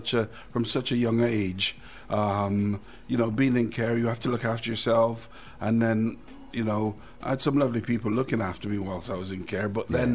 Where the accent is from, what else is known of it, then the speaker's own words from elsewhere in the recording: Easton, South West England, United Kingdom; also born or lived in St. Ann, Jamaica; I came here when I was about 9, 10 years of age.